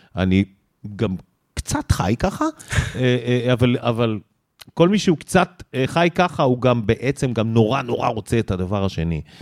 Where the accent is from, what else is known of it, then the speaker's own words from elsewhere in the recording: Israel; I'm from Israel